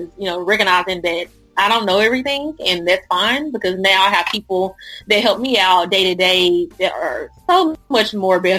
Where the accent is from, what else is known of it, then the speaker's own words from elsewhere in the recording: Dallas, Texas, United States; also born or lived in Houston, Texas; originally I'm from Dallas, and went to school at PV, which is by Houston.